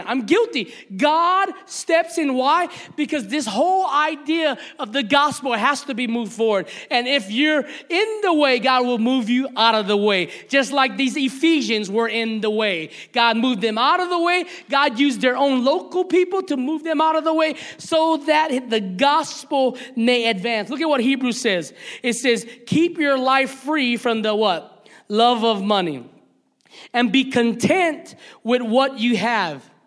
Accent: Hawaii, United States; moved away as an adult; also born or lived in the South (US); as one Hawaiian brother

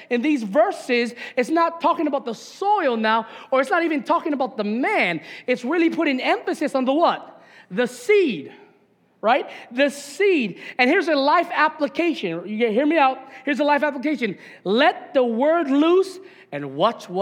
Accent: Papaikou, Hawaii, United States; I grew up in Papaiko, and us country boys love mongoose bikes

